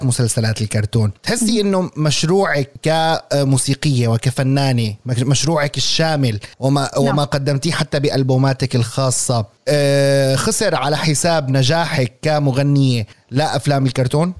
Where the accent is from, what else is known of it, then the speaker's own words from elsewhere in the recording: Syria; ونحن السوريين